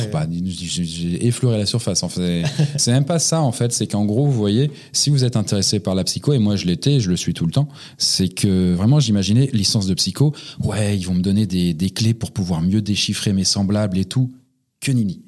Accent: Montreuil, Île-de-France, France; Je suis né à côté de Paris, dans la petite ville de Pantin, euh, non, c'est pas vrai, c'était à Montreuil.

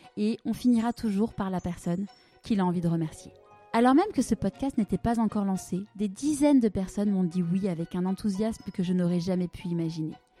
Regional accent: Paris, Île-de-France, France; also born or lived in Marseille; je suis parisienne, et marseillaise de cœur

